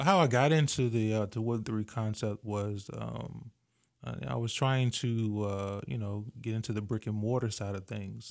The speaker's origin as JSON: {"language": "English", "town": "Virginia Beach", "region": "Virginia", "country": "United States", "said": "I'm originally from Virginia Beach, Virginia"}